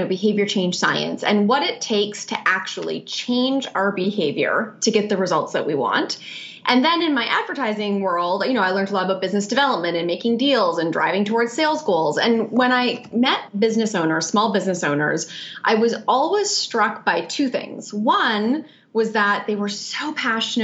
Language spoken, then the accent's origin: English; Canada; moved away as an adult; also born or lived in New York, United States; now in Melbourne, Australia; I am Canadian. I've lived in New York for 12 years, so I'm also a proud New Yorker